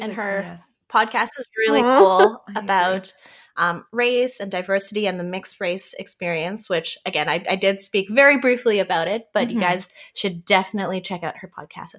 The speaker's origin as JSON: {"language": "English", "country": "Canada", "tie": "born or raised there", "second_language": "English", "said": "I was born in Canada, but to refugee parents who, as I said, did not speak English at all."}